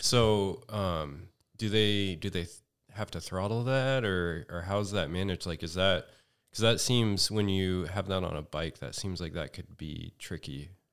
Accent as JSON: {"language": "English", "town": "Redding", "region": "California", "country": "United States", "moved": "yes", "lives_now": "Los Angeles, United States", "said": "I'm from Northern California."}